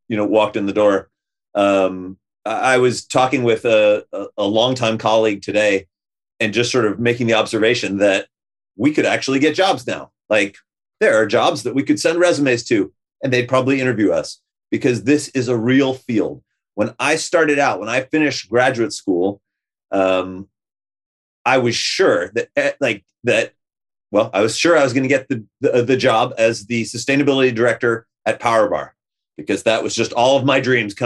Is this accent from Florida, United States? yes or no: yes; west coast of Florida, United States; moved away as an adult; also born or lived in Boston, Massachusetts, United States; now in Santa Cruz, United States; I was born in Boston. My parents met in Boston. My dad grew up in Boston. We lived there for 3 or 4 years before ultimately my parents moved to the west coast of Florida